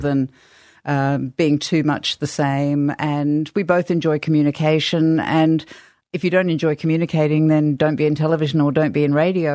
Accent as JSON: {"language": "English", "country": "Australia", "tie": "born or raised there", "also_born_or_lived": "England", "said": "I was born in England, but I grew up in Australia"}